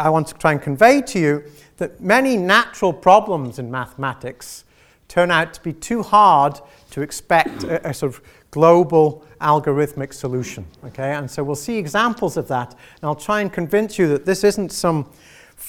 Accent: Isle of Man; I'm from that one in the middle, right? The Isle of Man

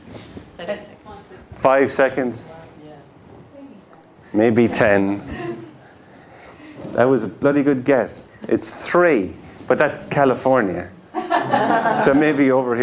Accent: Tipperary, Munster, Ireland; the Tipperary Star. It's my hometown newspaper. Town, and not village.

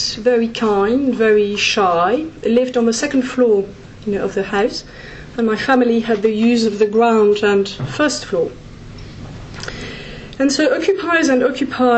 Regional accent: France; my home country's territory, France

